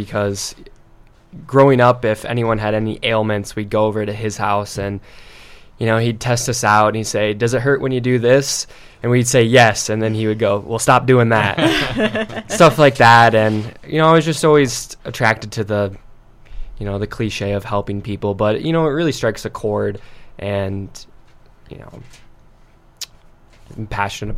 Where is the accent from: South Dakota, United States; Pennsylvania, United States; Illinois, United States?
South Dakota, United States; Sioux Falls; also born or lived in Minnesota; I was born and raised in Sioux Falls